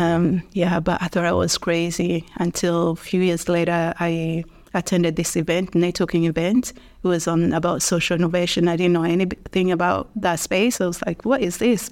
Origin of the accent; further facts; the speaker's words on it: Dar es Salaam, Tanzania; moved away as an adult; now in Dublin, Ireland; I grew up in Dar es Salaam